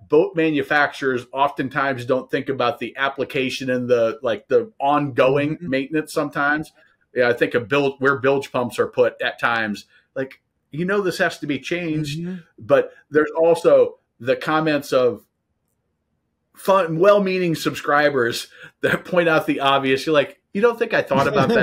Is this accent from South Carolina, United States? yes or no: no; Nebraska, United States; I grew up in Nebraska